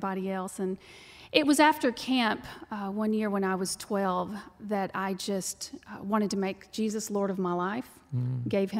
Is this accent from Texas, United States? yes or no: yes; Texas, United States; accent: twang; you can tell by the twang that I'm from Texas. I was raised on a dirt ranch